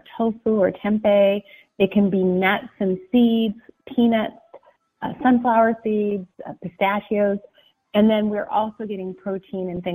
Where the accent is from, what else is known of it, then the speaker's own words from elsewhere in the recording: Pacific Northwest, United States; I was raised in the Pacific Northwest in the country